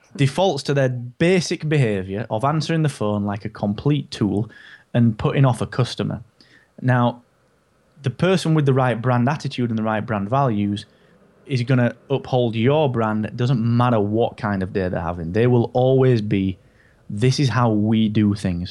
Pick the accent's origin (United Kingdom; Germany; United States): United Kingdom; I'm so British.